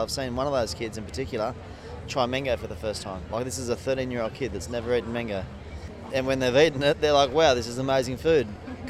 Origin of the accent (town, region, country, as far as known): Kyogle, New South Wales, Australia